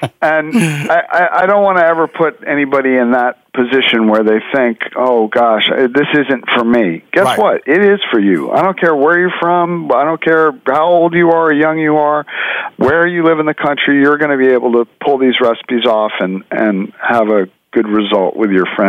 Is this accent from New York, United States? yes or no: yes; New York City, New York, United States; Well, it's interesting. I grew up in New York City, and New York City is a great food town.